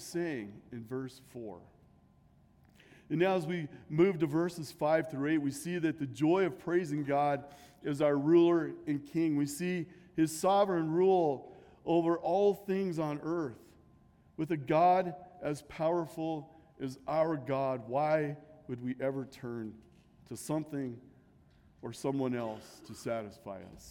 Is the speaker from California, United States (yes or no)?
no; Nebraska, United States; growing up in Nebraska